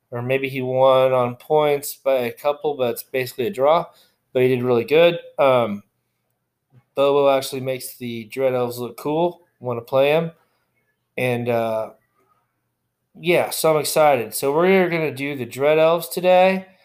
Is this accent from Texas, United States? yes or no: yes; Texas, United States; You know, I'm from Texas and I got my cowboy boat on and my shit kickers on.